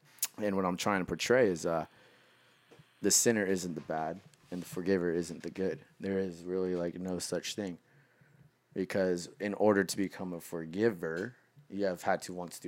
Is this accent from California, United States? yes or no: yes; Los Angeles, California, United States; And I'm not even from here. I'm from Los Angeles.